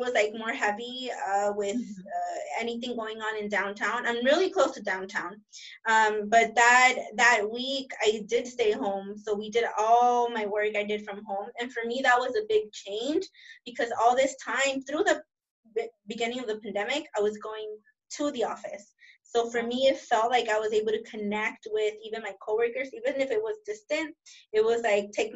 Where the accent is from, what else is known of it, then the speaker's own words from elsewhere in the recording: Los Angeles, California, United States; throughout my childhood and teenhood living here in South